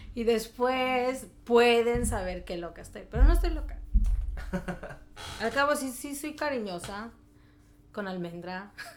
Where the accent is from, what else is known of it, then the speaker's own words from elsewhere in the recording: Mexico; now in Chicago, United States; vengo de Chicago, pero soy mexicana